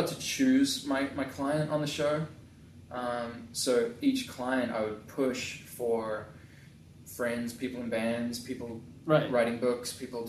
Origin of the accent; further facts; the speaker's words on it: New Zealand; moved away as an adult; also born or lived in England / Hollywood, California / Orange County, California; now in Tustin, United States; Obviously the polar opposite to where I grew up in New Zealand